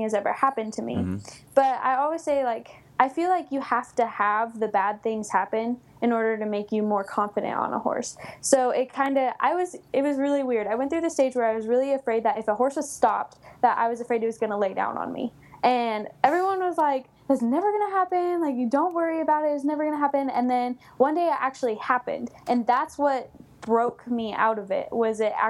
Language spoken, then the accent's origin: English; Coleville, California, United States; also born or lived in Los Angeles, California / Douglas High School (Nevada?); I was born in Los Angeles, and then we moved up to Colville, California